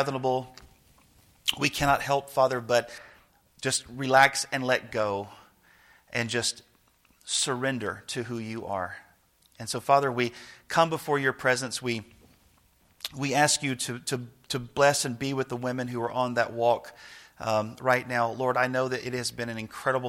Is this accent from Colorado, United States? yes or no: no; Nashville, Tennessee, United States; now in Snyder, United States; I grew up in Nashville, which is, a really, really big city